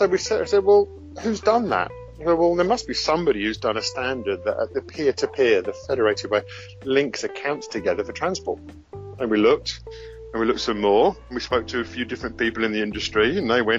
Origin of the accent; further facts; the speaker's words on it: London, United Kingdom; mainly from Scotland, but as you can hear, I'm originally from London.